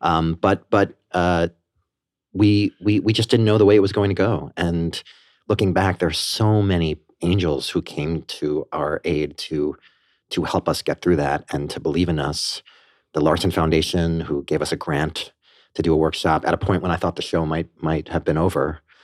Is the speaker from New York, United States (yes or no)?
yes; Port Washington, New York, United States; also born or lived in Banksville, Westchester, New York / Armonk, New York; I grew up on Long Island in Port Washington. I lived there until I was thirteen, and then my parents moved us to, uh, the Banksville area of Westchester